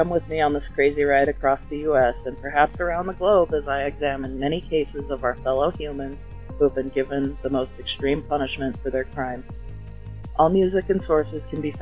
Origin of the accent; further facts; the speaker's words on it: Utah, United States; my home state of Utah